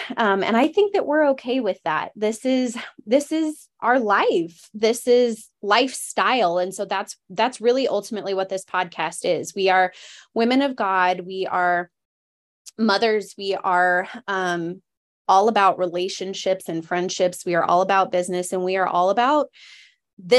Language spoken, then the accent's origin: English; Colorado, United States; also born or lived in Alaska; I was born in Alaska and I lived there until I was 8, and I have since been living in Colorado.